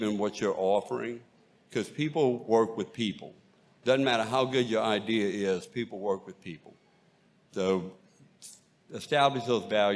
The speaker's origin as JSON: {"language": "English", "area": "Bayou Lafourche, Cajun country", "region": "Louisiana", "country": "United States", "tie": "born or raised there", "accent": "Cajun", "said": "I am from Cajun country and grew up on Bayou Lafourche"}